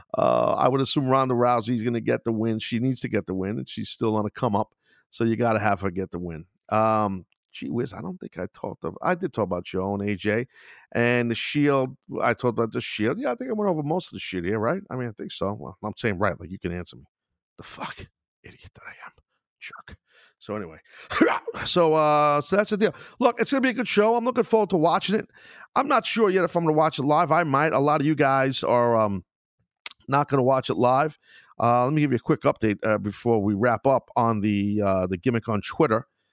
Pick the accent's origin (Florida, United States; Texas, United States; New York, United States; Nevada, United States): New York, United States; being a New Yorker